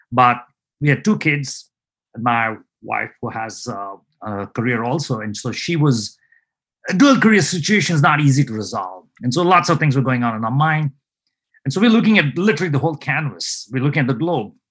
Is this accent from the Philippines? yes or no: no; India; moved away as an adult; now in United States; And then before that, I grew up in India, all over India, big cities, Mumbai, Delhi, Kolkata, Chennai, and so on.